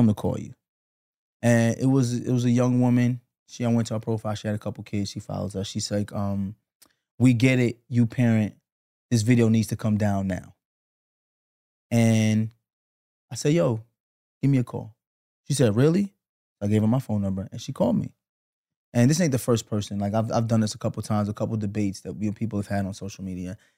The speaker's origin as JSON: {"language": "English", "town": "New York City", "region": "New York", "country": "United States", "tie": "born or raised there", "also_born_or_lived": "Flatbush, Brooklyn", "said": "we grew up together in Canarsie"}